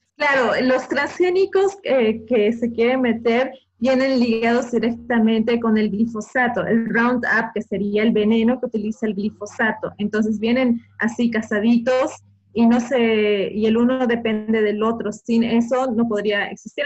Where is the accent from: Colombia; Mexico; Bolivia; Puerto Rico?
Bolivia